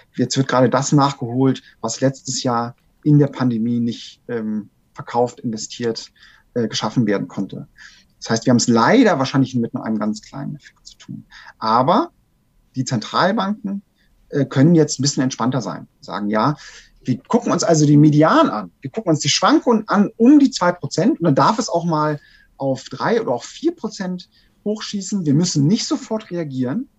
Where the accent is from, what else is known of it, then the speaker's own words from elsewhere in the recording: Germany; bei uns in Deutschland